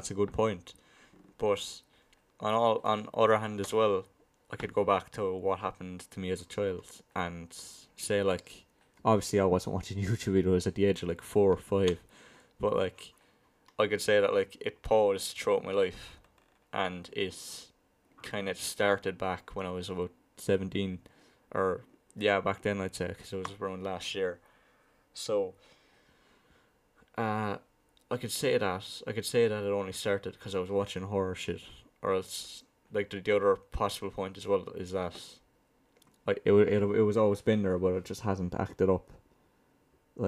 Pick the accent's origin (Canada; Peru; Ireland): Ireland; Limerick, Munster; from where I'm from, Limerick now, that's like, it's like center, I'd like to say center, kind of south center of Ireland